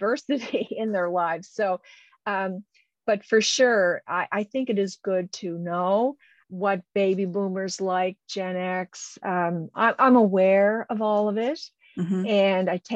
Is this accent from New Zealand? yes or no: no; Canada; I'm a Canadian